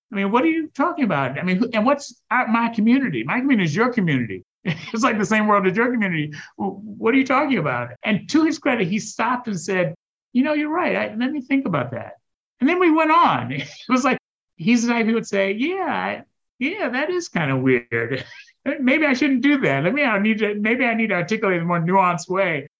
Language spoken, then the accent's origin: English; United States; being African American, being the son of an immigrant